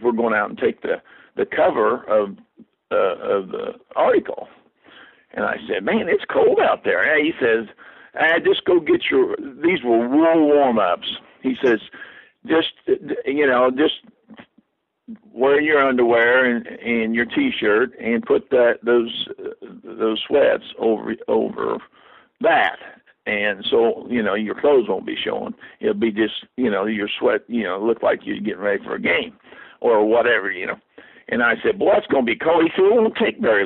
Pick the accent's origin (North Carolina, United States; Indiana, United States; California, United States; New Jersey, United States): Indiana, United States; Lebanon; these New Yorkers that came in here thought we were a hick town. We were